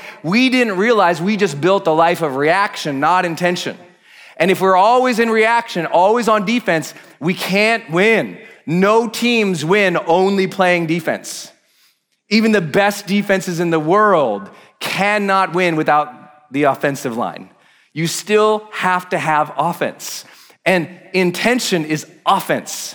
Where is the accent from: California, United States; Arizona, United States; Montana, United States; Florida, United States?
Montana, United States; I'm from Montana